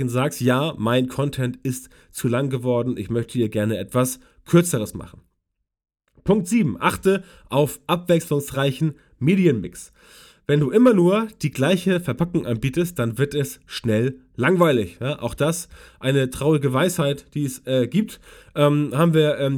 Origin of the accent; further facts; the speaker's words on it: West Germany, Germany; weil ich komme aus Westdeutschland und weiß es deswegen nicht genau.